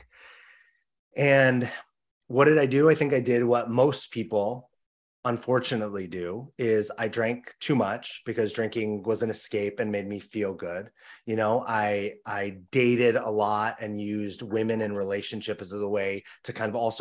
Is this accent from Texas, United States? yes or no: no; Los Angeles, California, United States; I grew up in Los Angeles, California